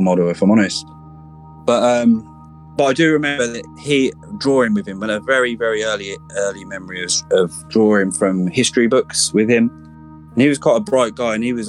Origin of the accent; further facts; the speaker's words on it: Ipswich, East of England, United Kingdom; I'm originally from Ipswich, a town in Suffolk, which is in the sort of east of England, southeast, about an hour away from London on a train. I grew up here